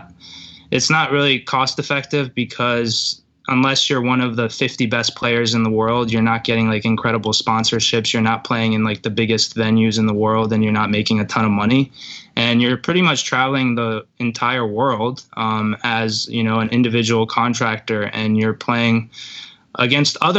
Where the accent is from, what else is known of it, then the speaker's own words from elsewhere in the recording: New Jersey, United States; also born or lived in St. Petersburg, Russia; I'm from St. Petersburg, but I'm pretty Americanized, obviously. I don't have an accent. I moved to New Jersey when I was 3